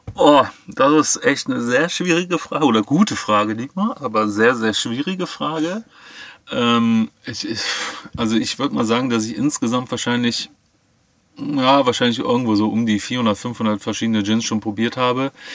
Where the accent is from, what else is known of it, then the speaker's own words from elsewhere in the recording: Cologne, North Rhine-Westphalia, Germany; aus dem wunderschönen Köln